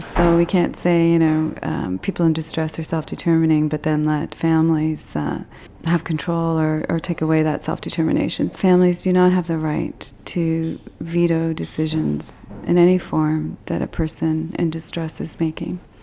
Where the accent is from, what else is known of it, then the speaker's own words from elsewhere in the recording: Toronto, Ontario, Canada; I'm from Toronto, Canada